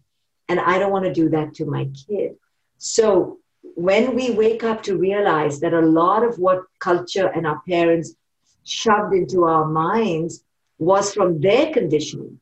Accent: India; now in United States; I grew up in India

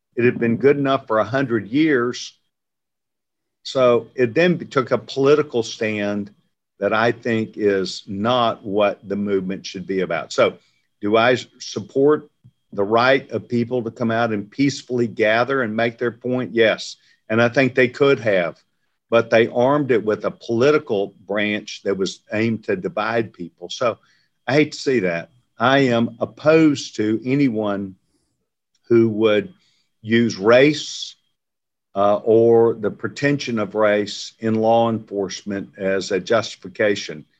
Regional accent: Waco, Texas, United States; I grew up in Waco, Texas

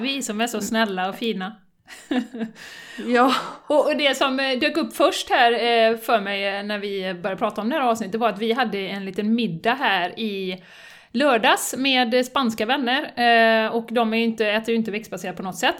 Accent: Sweden; som svensk

